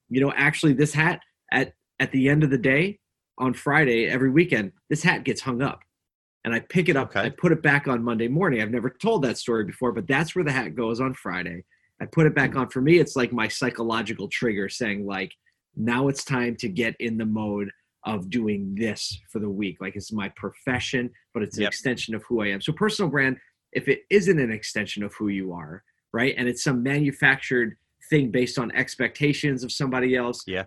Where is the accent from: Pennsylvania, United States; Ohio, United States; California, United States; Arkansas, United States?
Pennsylvania, United States; Philadelphia; moved away as an adult; also born or lived in upstate New York; I grew up in Philly, uh, Philadelphia, Pennsylvania. Um, so I was a city kid growing up.